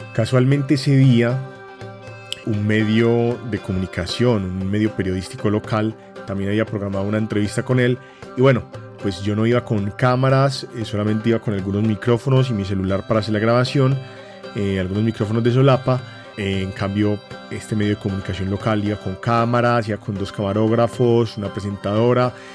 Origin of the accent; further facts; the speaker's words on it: Colombia; en mi país